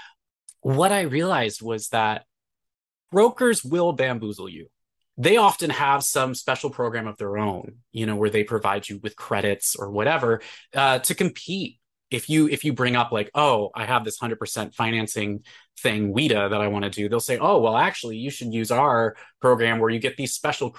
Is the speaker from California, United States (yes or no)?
yes; California, United States; moved away as an adult; now in Madison, United States; I'm from California